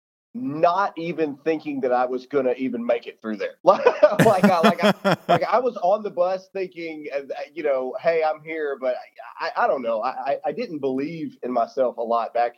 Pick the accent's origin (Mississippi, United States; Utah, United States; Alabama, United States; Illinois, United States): Mississippi, United States; Caledonia; moved away; I am from a large metropolitan area called Caledonia, Mississippi, with one blinking red light.